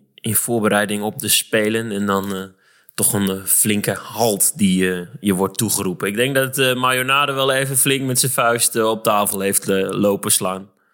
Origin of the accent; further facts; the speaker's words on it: Barger-Compascuum, Drenthe, Netherlands; als speler van HVC uit de nietige Barger Compascum in Drenthe